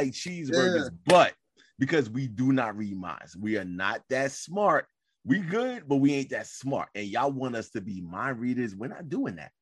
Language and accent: English; New York City, New York, United States; I'm from New York City